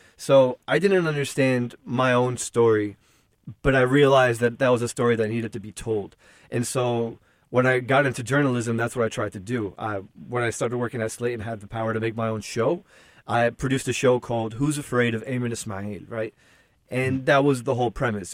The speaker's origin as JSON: {"language": "English", "town": "Newark", "region": "New Jersey", "country": "United States", "tie": "born or raised there", "said": "I grew up in Newark, New Jersey"}